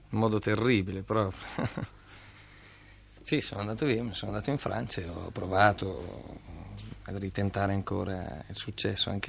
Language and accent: Italian; Pavia, Lombardy, Italy; Di Pavia